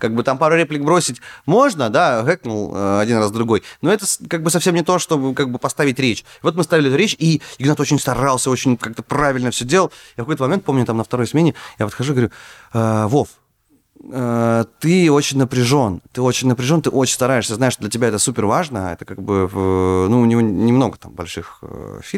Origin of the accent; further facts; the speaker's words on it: Far North, Russia; я рос на Крайнем Севере. Это очень далеко за полярным кругом.